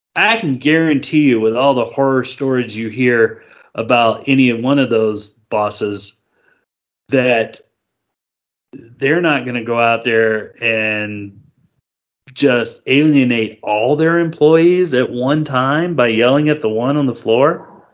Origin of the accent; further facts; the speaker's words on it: United States; I'm an American